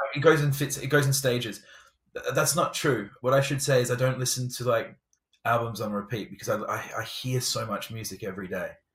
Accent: England, United Kingdom; I'm English.

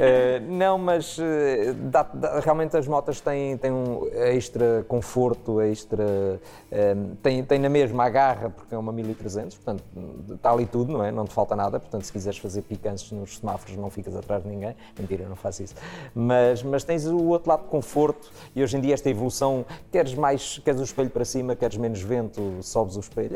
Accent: Proença Nova, Centro, Portugal; cresci em Proença Nova, Zona Centro

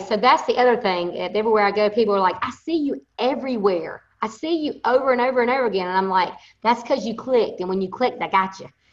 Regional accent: Thomasville, Georgia, United States; accent: Southern; I am from Thomasville, Georgia.

